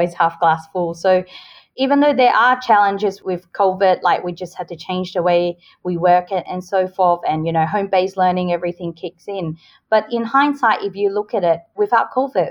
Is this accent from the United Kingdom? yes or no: no; Australia; moved away as an adult; also born or lived in Hong Kong; now in Singapore; I was born in Hong Kong, but I moved to Australia and grew up there since I was 10 years old.